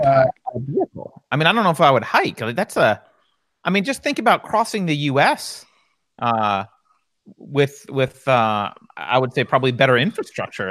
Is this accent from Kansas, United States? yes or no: no; New York, United States; I grew up in in New York